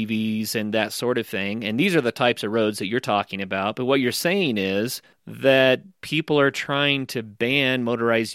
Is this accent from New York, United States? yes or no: no; Oklahoma, United States; now in Colorado, United States; I grew up in Oklahoma